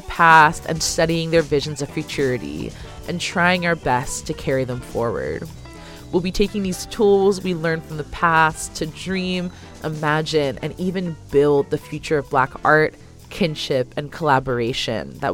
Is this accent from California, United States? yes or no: yes; Oakland, California, United States; I'm a researcher, radio producer, and artist born and raised in Oakland, California